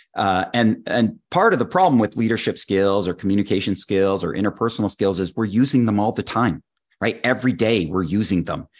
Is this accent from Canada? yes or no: yes; Canada; I'm a Canadian